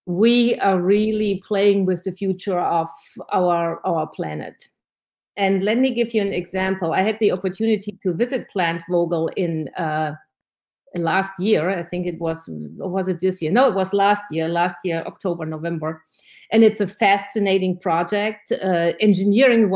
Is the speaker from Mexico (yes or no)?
no; Germany; now in Georgia, United States; I'm originally from Germany